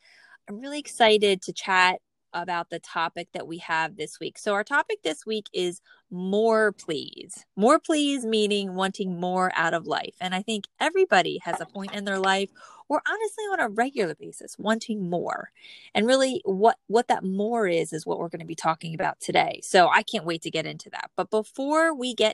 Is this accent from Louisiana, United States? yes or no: no; New Jersey, United States; born or raised there